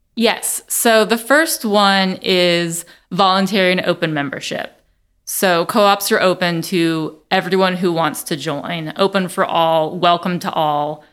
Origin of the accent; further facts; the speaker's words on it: Nashville, Tennessee, United States; also born or lived in Vermont; I am from Nashville